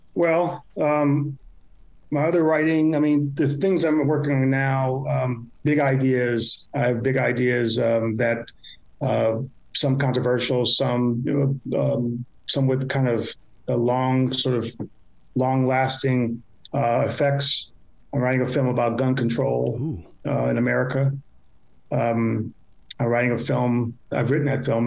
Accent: Chicago, Illinois, United States; I grew up in the South Side of Chicago

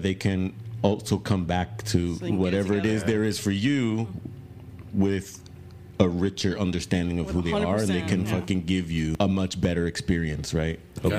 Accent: New York City, New York, United States; now in Texas, United States; Like I came here from New York City, bro. And I keep coming the fuck back, bro. I don't want to go back.

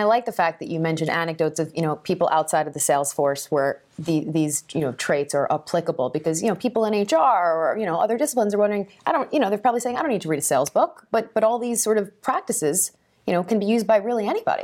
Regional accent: New York, United States; as a New Yorker

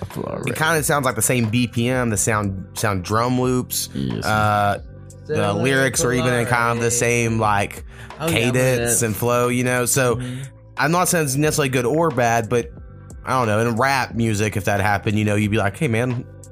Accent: New Jersey, United States; I'm from Jersey.

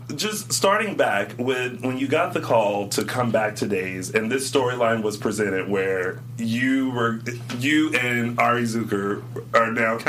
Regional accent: Myrtle Beach, South Carolina, United States; moved away; In my hometown.

